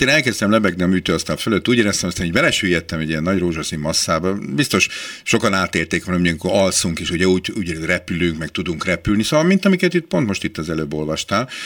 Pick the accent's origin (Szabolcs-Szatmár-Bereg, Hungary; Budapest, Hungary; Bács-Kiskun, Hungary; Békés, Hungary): Budapest, Hungary; én benyerekeskedtem Budapest belvárosába, a Párizsi udvar című házban, én ott nőttem föl